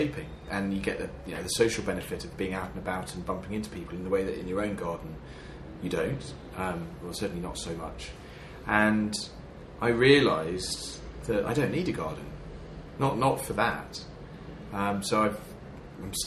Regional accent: Devon, South West England, United Kingdom; now in London, United Kingdom; I'm from Devon, and I gardened as a child, I gardened as a teenager

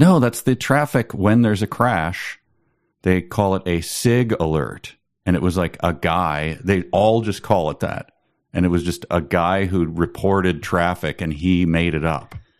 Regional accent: near Chicago, Illinois, United States; I grew up near Chicago. I didn't grow up in Chicago

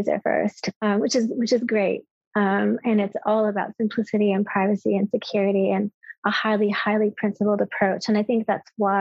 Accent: United States; as an American

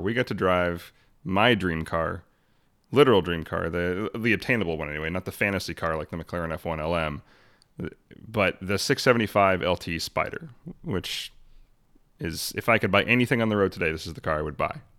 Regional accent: Arlington, Washington, United States; I grew up in Arlington.

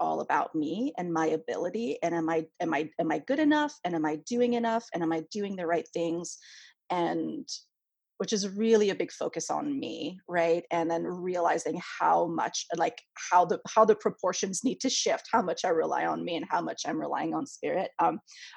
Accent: Canada; first language French; English is a second language; moved away as an adult; now in United States; I'm French Canadian. That's my first language

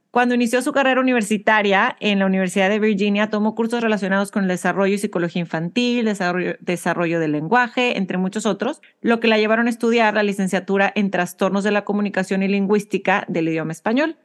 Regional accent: Mexico; now in United States; Somos dos mexicanas curiosas, emprendedoras y mamás viviendo en Estados Unidos

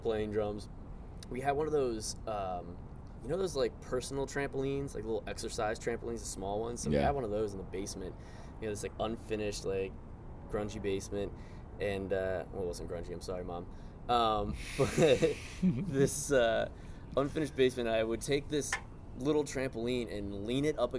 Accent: Gaithersburg, Maryland, United States; also born or lived in Baltimore, Maryland; I'm actually from Gaithersburg, Maryland originally. So about an hour out. Went to school just outside of D.C.

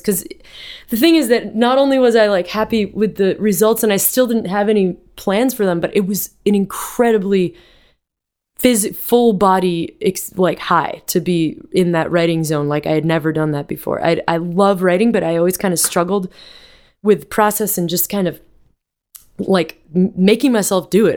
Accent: Vermont, United States; moved away; I grew up in Vermont with my with music all around me in my house

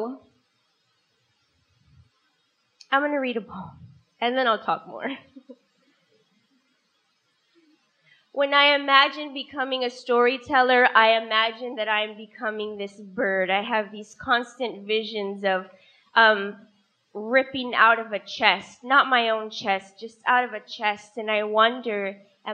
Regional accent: Texas, United States; I am from Texas, from a long line of Tejanos

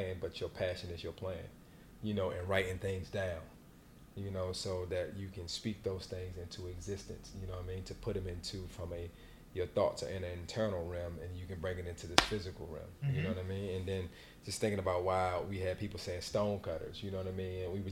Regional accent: Alexandria, Virginia, United States; I'm from Alexandria, Virginia

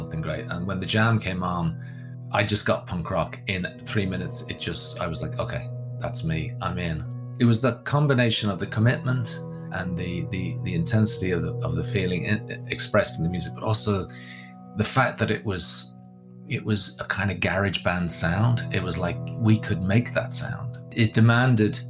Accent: Ireland; also born or lived in Wales; growing up in Ireland, I clearly have adopted Ireland as my home. And culturally speaking, I am Irish.

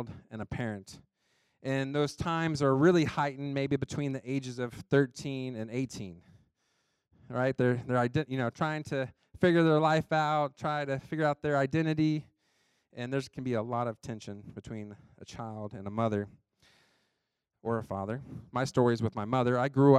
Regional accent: United States; I grew up in Johnson County

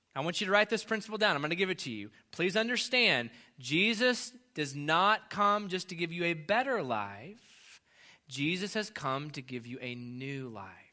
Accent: United States; as an American

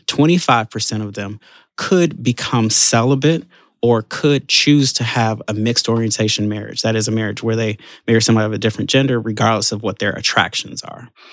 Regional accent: Chicago, Illinois, United States; I'm born and raised in Chicago

